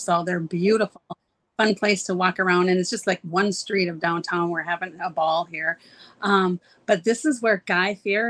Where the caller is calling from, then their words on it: Ferndale, California, United States; I am calling in from Ferndale, California, which is very northern part of California.